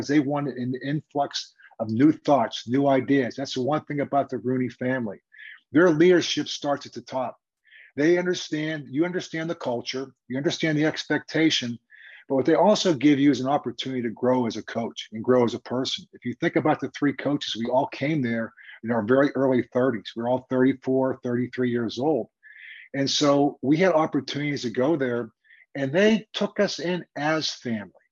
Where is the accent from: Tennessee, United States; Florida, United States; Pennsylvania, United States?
Pennsylvania, United States; Pittsburgh; moved away as an adult; also born or lived in Kansas City; I can go back to my hometown team on my 20th class reunion as a head coach of the Pittsburgh Steelers